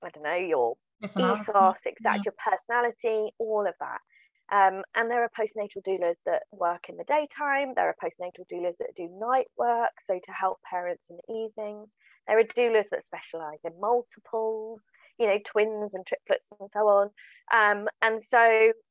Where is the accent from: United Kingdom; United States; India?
United Kingdom; Swindon, South West England; now in Devon, United Kingdom; I live in Devon. I grew up in Swindon in Wiltshire.